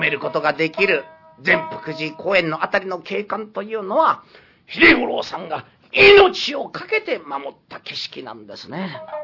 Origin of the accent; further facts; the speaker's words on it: Niigata, Japan; also born or lived in Arakawa, Tokyo; now in Tokyo, Japan; 新潟県の生まれで現在荒川区在住のこの私が